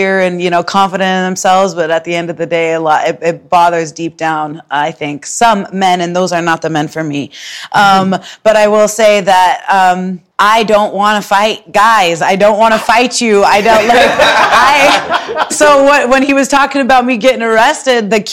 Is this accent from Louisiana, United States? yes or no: no; Spokane, Washington, United States; moved away as an adult; now in Chicago, United States; I'm from Spokane